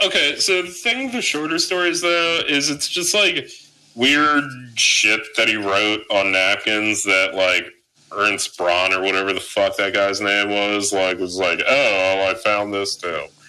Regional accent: New Jersey, United States; I'm a boatsman. I'm from South Jersey. We're all boatsmen

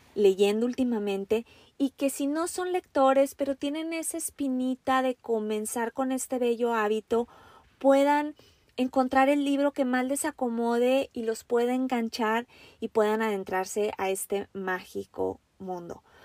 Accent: Mexico; now in Washington, United States; yo soy una mujer mexicana. Actualmente me encuentro viviendo en los Estados Unidos, muy, muy al norte en el estado de Washington

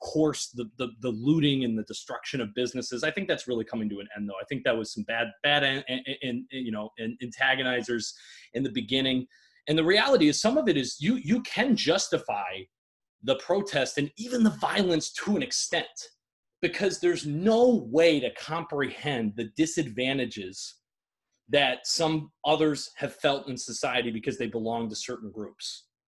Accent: Michigan, United States; my home state of Michigan

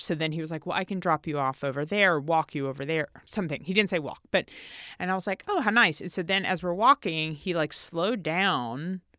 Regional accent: Tennessee, United States; I'm from Tennessee.

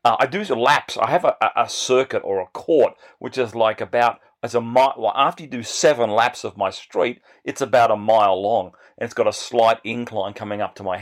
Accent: Bega, New South Wales, Australia; I grew up in this small country town in New South Wales in the state in Australia

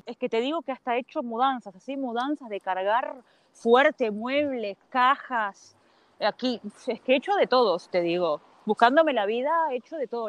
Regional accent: A Coruña, Galicia, Spain; moved away as an adult; also born or lived in Uruguay / Brazil / Amsterdam, Netherlands; yo nací en Uruguay, de Uruguay nos fuimos con mi familia a Brasil dos años y de ahí estuve en La Coruña, porque mi familia es de Galicia y estuvimos en, La Coruña muchos años

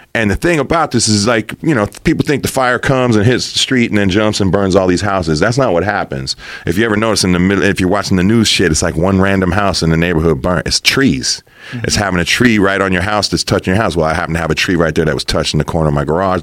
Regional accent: Los Angeles area, California, United States; also born or lived in New York; I've been here most of my life

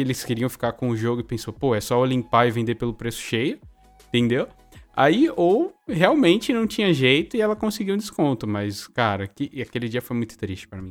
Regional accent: São Paulo, Brazil; eu sou de São Paulo, né? Nasci em São Paulo

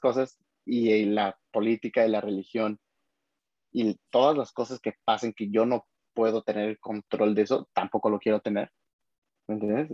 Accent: Mexico; como mexicanos vivimos

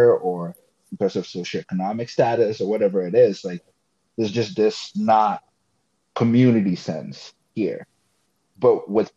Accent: Ghana; also born or lived in Florida; now in West Virginia, United States; I'm from Ghana, so like where I grew up

